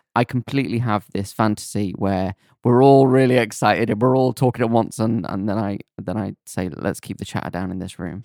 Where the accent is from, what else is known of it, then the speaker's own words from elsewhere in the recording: Rhyl, Wales, United Kingdom; I'm from Real